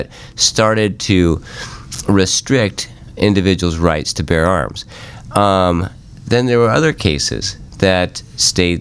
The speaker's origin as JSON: {"language": "English", "town": "Sandpoint", "region": "Idaho", "country": "United States", "tie": "born or raised there", "said": "I grew up in Sandpoint, Idaho"}